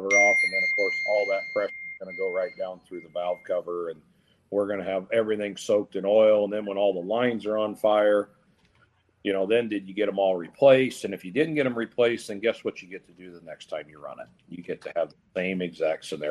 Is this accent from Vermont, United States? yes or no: no; Napoleon, Ohio, United States; being my hometown, home state